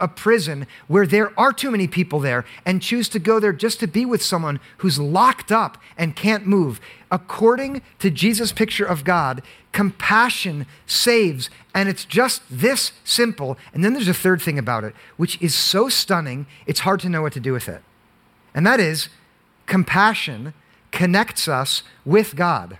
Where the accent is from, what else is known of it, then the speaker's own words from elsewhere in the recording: Monmouth County, New Jersey, United States; now in Summit, United States; I grew up in Monmouth County, which is so affluent